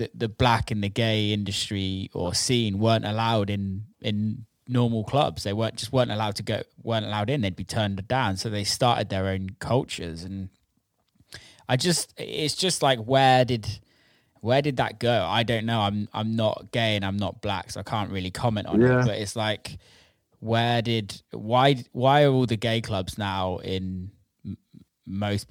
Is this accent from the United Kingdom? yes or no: yes; around Bristol, South West England, United Kingdom; I didn't grow up in Bristol, but I grew up around Bristol